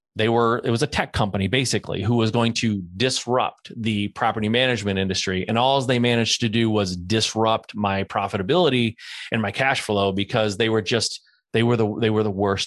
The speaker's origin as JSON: {"language": "English", "town": "Cleveland", "region": "Ohio", "country": "United States", "moved": "as an adult", "lives_now": "San Diego, United States", "said": "but I'm from Cleveland, Ohio. I know Cleveland like the back of my hand. I lived there for 20 years."}